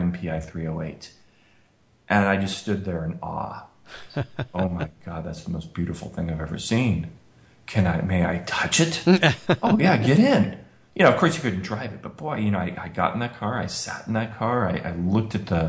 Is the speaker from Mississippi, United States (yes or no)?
no; Colorado, United States; moved away; also born or lived in Rochester, New York; growing up in Colorado, I was kind of a 4x4 kind of guy